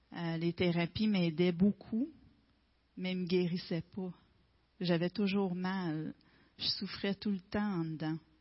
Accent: Gaspésie, Quebec, Canada; Je suis native de la Gaspésie.

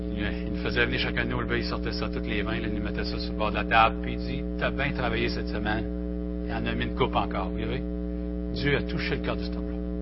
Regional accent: Victoriaville, Quebec, Canada; je viens de Victo, Victoriaville, Seigneur. J'étais un petit gars du centre du Québec

